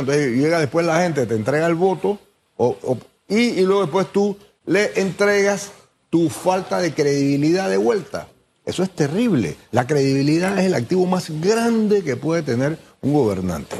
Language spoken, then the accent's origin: Spanish; Panama; así somos los panameños